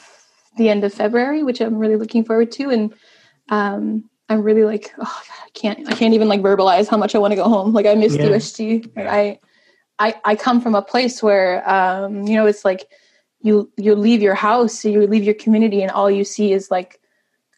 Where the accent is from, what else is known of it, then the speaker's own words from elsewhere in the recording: Mistissini, Quebec, Canada; first language Cree; English is a second language; now in Montreal, Canada; I'm from the Eastern James Bay Cree community of Mistissini.